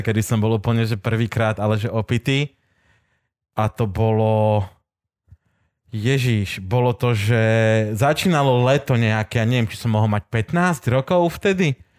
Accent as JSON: {"language": "Slovak", "region": "Tatras", "country": "Slovakia", "said": "u nás v Tatranských Tatrách"}